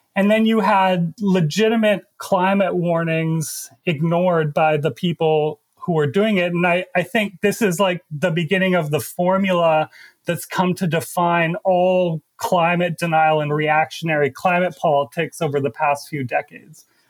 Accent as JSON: {"language": "English", "region": "Alberta", "country": "Canada", "moved": "yes", "lives_now": "New York, United States", "said": "I'm originally from Canada and specifically the province of Alberta, which is home to the Canadian tar sands."}